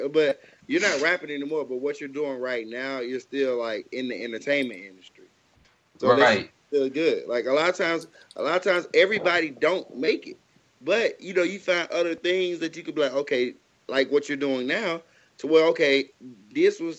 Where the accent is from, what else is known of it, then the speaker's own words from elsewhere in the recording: Jackson, Mississippi, United States; I grew up in Jackson, Mississippi. So like, unfortunately, y'all know like don't nobody really make it out of Mississippi anyway.